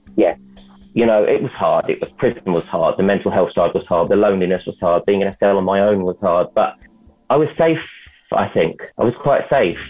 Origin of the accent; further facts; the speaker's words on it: London, United Kingdom; I'm from London